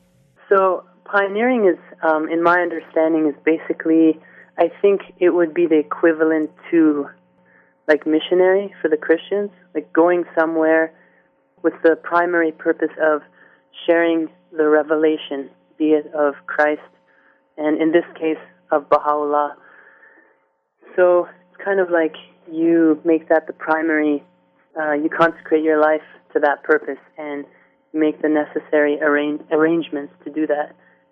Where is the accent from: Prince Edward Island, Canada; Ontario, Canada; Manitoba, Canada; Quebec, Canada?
Ontario, Canada; Brantford; also born or lived in Toronto; I was born in Canada, in North York, Toronto. And I think we lived in Toronto for a few years, and then we moved to Brantford, Ontario.